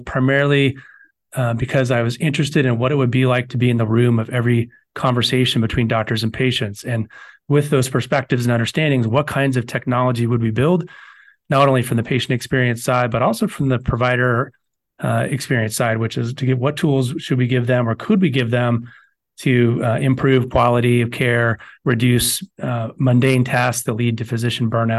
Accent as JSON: {"language": "English", "region": "Southern California", "country": "United States", "tie": "born or raised there", "moved": "as an adult", "said": "I grew up in Southern California, went to undergraduate in Los Angeles"}